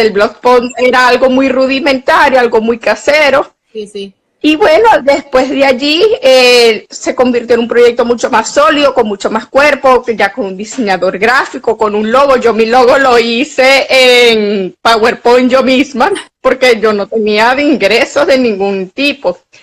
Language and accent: Spanish; Venezuela; also born or lived in Mexico City; soy una periodista venezolana